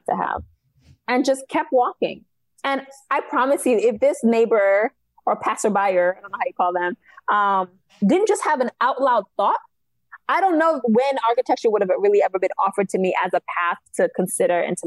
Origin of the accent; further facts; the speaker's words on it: New York City, New York, United States; also born or lived in Haiti (ancestry) / Long Island; Cambria Heights is where I was raised